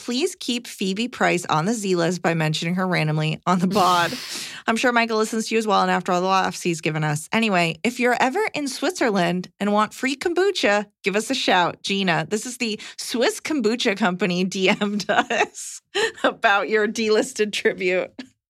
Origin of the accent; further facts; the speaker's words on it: Canada; now in United States; So, my wife is American and I'm Canadian.